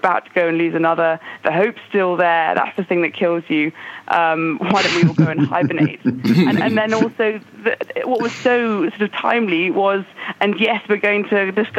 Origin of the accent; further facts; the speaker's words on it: England, United Kingdom; as an English sports fan